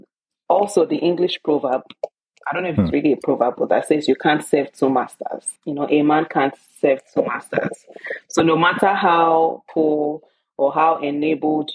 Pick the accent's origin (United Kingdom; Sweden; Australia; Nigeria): Nigeria; Epe, Lagos; I'm originally from Epe, Lagos, Nigeria. Original Yoruba, born and bred.